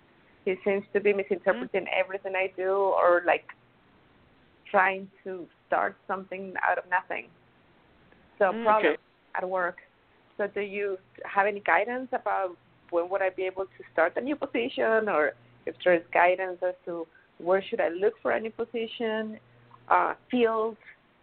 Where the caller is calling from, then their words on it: Miami, Florida, United States; calling from Miami, Florida.